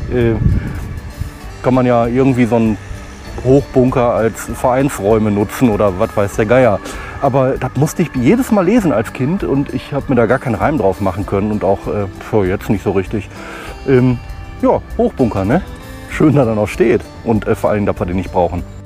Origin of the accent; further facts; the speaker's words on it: Oberhausen, North Rhine-Westphalia, Germany; moved away; meiner Heimatstadt Oberhausen hier in äh, Oberhausen Nord, Stärkrade Nord